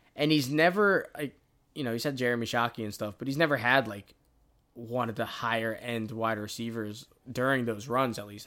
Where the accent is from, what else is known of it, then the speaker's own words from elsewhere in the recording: Tampa, Florida, United States; we're from Florida. We're from Tampa